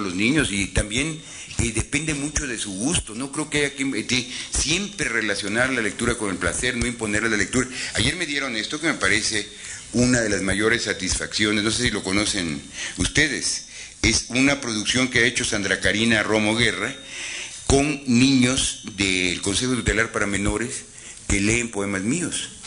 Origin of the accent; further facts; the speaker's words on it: Mexico; como mexicano